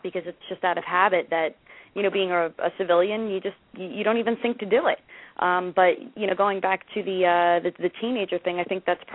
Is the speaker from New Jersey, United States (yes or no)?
yes; Jersey Shore, New Jersey, United States; I am from the Jersey Shore